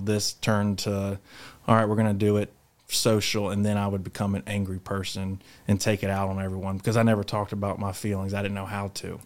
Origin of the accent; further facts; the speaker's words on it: Charlotte, North Carolina, United States; I'm from Charlotte, North Carolina